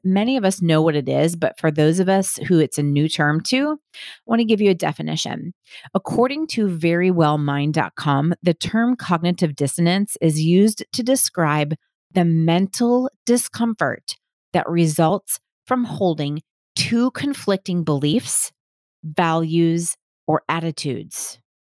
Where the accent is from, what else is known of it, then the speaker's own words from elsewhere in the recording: Milwaukee, Wisconsin, United States; I grew up in Milwaukee, Wisconsin